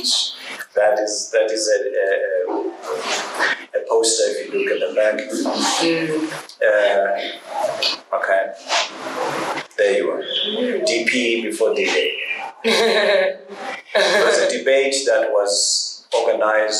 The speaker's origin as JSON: {"language": "English", "town": "Johannesburg", "region": "Gauteng", "country": "South Africa", "tie": "born or raised there", "said": "I grew up in Alex"}